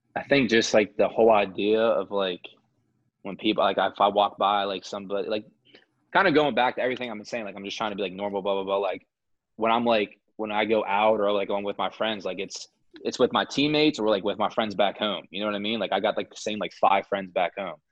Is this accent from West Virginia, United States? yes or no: yes; Moundsville, West Virginia, United States; I take pride in being from Moundsville. I mean, small town